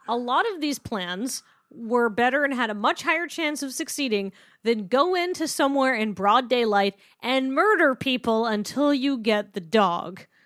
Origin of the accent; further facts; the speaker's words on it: British Columbia, Canada; I'm from British Columbia